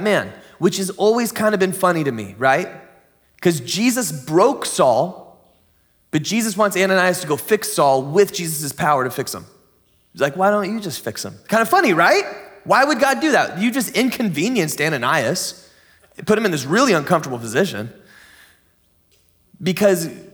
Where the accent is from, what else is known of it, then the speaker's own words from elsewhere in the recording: San Diego, California, United States; now in Grants Pass, United States; I grew up in the San Diego kind of area